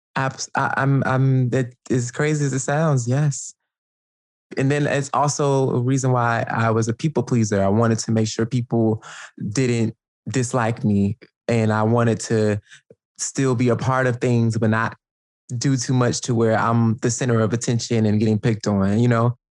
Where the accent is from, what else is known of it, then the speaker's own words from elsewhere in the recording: Atlanta, Georgia, United States; moved away as an adult; now in Brooklyn, United States; I grew up in Atlanta, Georgia